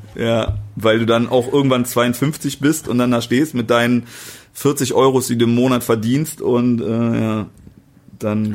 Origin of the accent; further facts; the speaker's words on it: East Germany, Germany; Ich bin Ossi